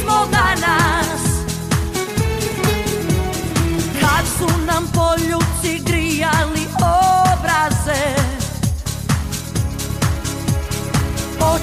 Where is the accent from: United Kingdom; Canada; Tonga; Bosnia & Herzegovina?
Bosnia & Herzegovina; I'm from Bosnia and I'm a strong woman